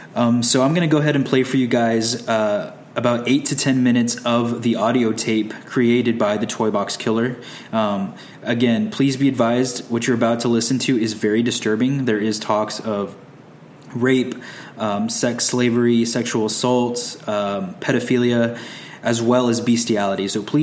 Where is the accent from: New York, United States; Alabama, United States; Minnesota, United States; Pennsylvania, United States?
New York, United States; I'm from New York, so I talk really fast.